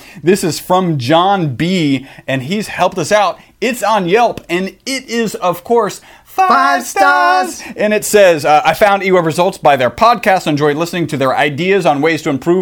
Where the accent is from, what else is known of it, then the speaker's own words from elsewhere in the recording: Texas, United States; We're from Texas. That's why we say howdy